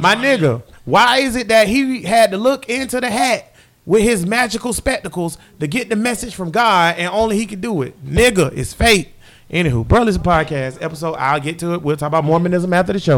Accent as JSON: {"language": "English", "region": "the South", "country": "United States", "said": "I'm from the South"}